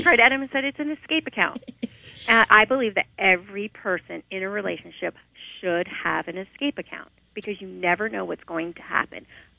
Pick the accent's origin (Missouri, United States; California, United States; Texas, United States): California, United States; now in Milford, United States; I'm originally from California. I'm not from Delaware.